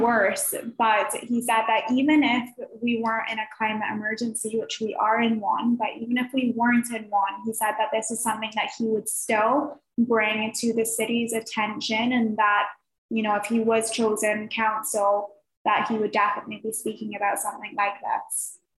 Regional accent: Barbados; moved away; I'm from Barbados.

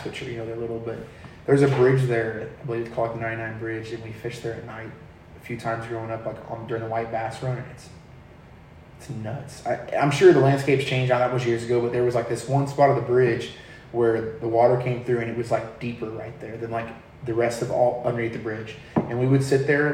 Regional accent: Canyon Lake, Texas, United States; also born or lived in San Antonio, Texas / Somerset, Texas / Von Ormy, Texas; I lived there until I was like 5, and then moved up here to Canyon Lake, and we've been here ever since

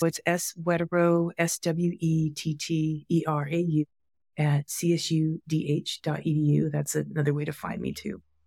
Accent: United States; my being Asian American, being Chinese American, being third generation and sixth generation

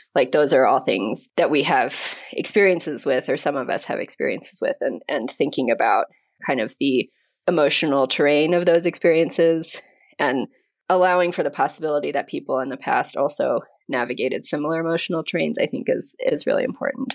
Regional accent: United States; now in Mexico; My husband's Mexican, I'm American

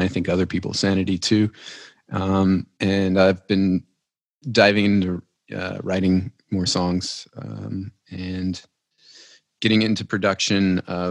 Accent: Tioga, Louisiana, United States; moved away as an adult; also born or lived in Lafayette, Louisiana; I'm originally from a small town

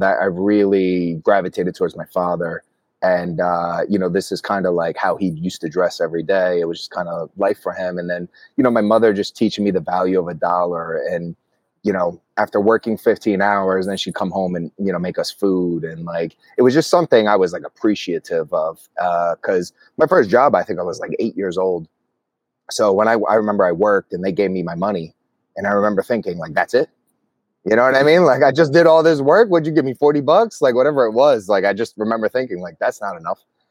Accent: Atlantic City, New Jersey, United States; moved away as an adult; also born or lived in New York; I grew up in Atlantic City, New Jersey

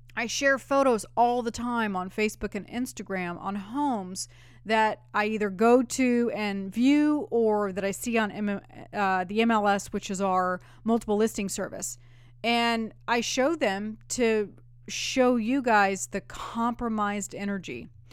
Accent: California, United States; now in Nashville, United States; I grew up in California

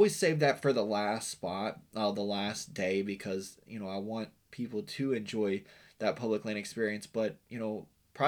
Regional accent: Western Virginia, United States; moved away; I grew up in Western Virginia

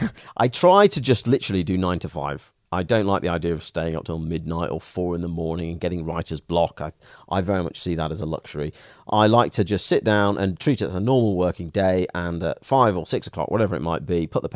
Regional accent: Stoke-on-Trent, West Midlands, United Kingdom; But the truth is, you know, I grew up in Stoke-on-Trent in a relatively, you know, poor family.

